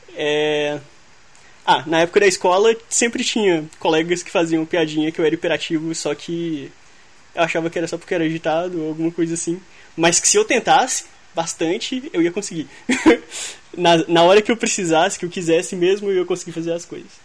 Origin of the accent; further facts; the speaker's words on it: Belo Horizonte, Minas Gerais, Brazil; eu sou de BH